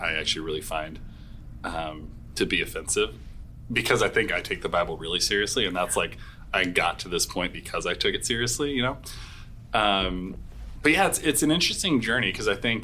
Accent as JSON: {"language": "English", "town": "Portland", "country": "United States", "tie": "born or raised there", "moved": "as an adult", "lives_now": "St. Louis, United States", "said": "I grew up in Portland, like, a pretty progressive world"}